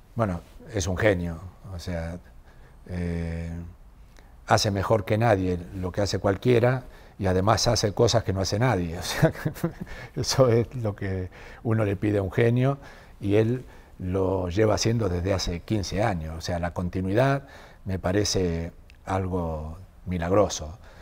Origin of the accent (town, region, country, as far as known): Argentina; now in Madrid, Spain